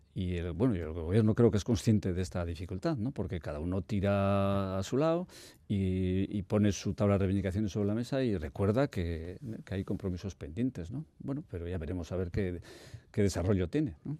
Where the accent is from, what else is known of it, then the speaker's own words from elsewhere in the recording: Bermeo, Basque Country, Spain; yo soy de Bermeo